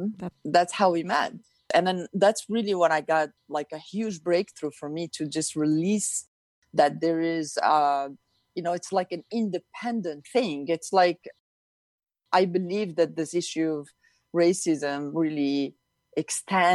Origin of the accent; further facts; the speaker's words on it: Youssoufia, Marrakesh-Safi, Morocco; moved away; I grew up in Morocco, in North Africa. And I grew up in a town called Youssoufia